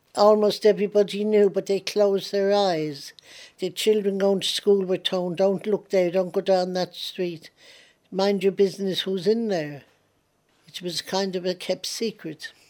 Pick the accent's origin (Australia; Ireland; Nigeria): Ireland; now in London, United Kingdom; I still look on Ireland as my home. I am an Irish patriot